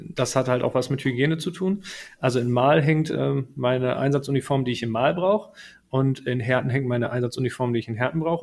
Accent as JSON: {"language": "German", "town": "Herten", "region": "North Rhine-Westphalia", "country": "Germany", "tie": "born or raised there", "said": "ich bin gebürtiger Härtner, in Herten geboren und äh, mit Herten verwurzelt"}